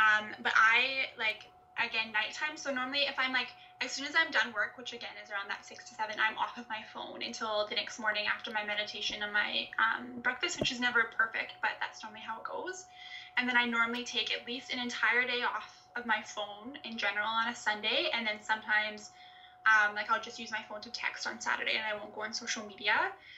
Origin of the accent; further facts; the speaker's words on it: Canada; The way that I sound, even though I'm Canadian, it's because my parents are Scottish